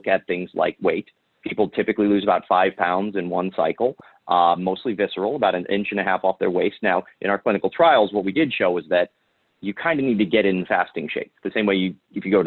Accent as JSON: {"language": "English", "region": "Ohio", "country": "United States", "said": "I'm from Ohio. I'm Irish"}